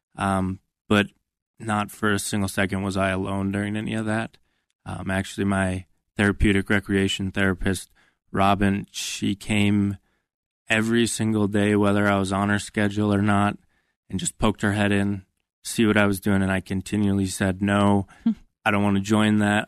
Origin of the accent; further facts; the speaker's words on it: Minnesota, United States; I grew up in Minnesota